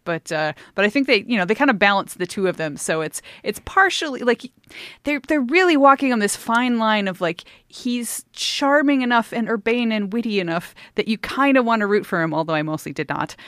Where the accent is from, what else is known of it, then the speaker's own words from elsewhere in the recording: United States; being an American